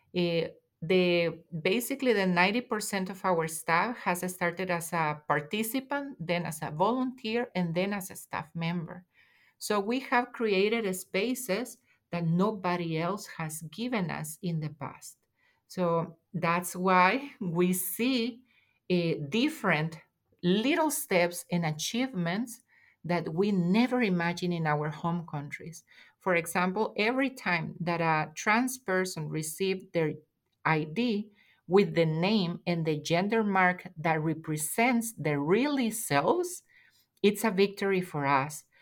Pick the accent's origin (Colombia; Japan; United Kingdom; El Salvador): El Salvador; moved away as an adult; also born or lived in Washington, D.C., United States; now in San Francisco Bay Area, United States; I'm an immigrant, and also I am an intersex woman from El Salvador. So I fled El Salvador in 2015